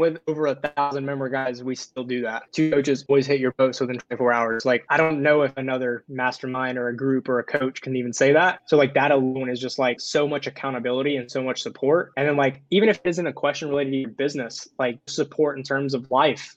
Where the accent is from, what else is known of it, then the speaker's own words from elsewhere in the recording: the South, United States; I grew up in the South